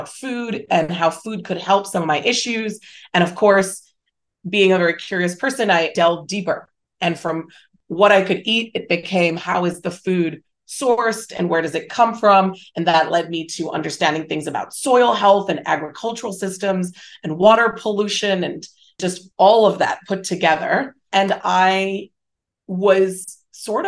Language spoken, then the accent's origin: English; Hong Kong; moved away as an adult; also born or lived in Singapore / United States; I grew up in Hong Kong. I went to international schools. There were 3 years where I was in Singapore as well.